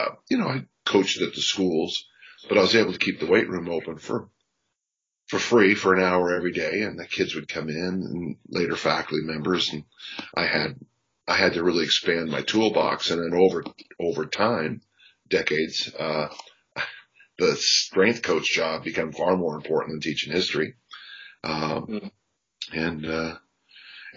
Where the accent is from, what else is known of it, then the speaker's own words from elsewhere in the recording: South San Francisco, California, United States; also born or lived in Utah; I'm from South San Francisco, California. I'm the youngest of six